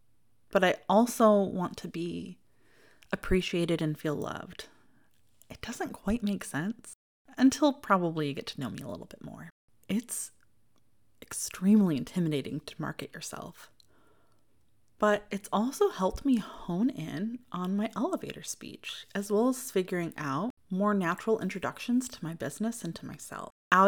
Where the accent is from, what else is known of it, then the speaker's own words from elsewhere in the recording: Midwest, United States; accent: Midwestern; you can probably hear very clearly that I am from the Midwest, even though I try very intentionally to neutralize my Midwestern accent as much as possible.